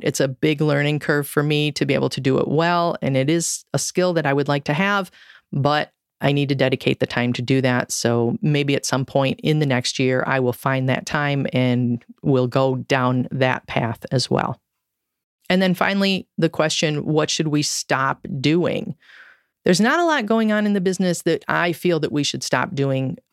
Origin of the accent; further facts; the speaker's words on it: Michigan, United States; I grew up in Michigan